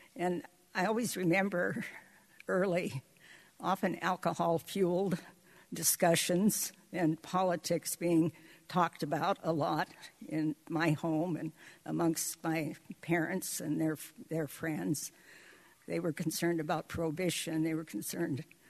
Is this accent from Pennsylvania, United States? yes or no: no; Seward, Alaska, United States; I was born in 1933 in Seward